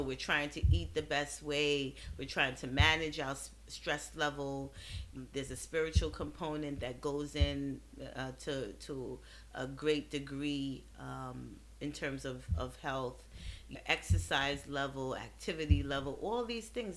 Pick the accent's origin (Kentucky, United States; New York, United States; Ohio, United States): New York, United States; New York City; also born or lived in Trinidad and Tobago; growing up in Brooklyn